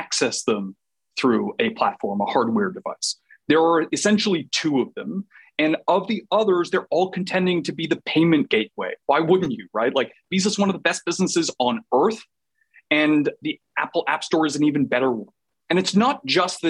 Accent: Canada; I'm Canadian

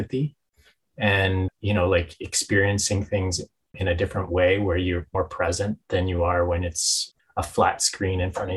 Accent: Winnipeg, Manitoba, Canada; now in Toronto, Canada; Cree from Manitoba. I grew up in Winnipeg

